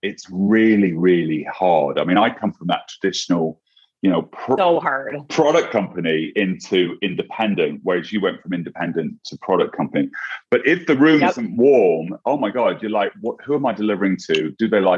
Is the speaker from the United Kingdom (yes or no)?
yes; England, United Kingdom; now in United States; I'm English and I speak way too fast